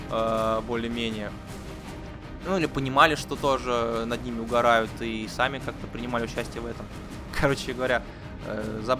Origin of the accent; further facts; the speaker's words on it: Anadyr, Chukotka Autonomous Okrug, Russia; Мы им говорим, ну мы из Анадыря приехали. А, вот, да, город такой есть.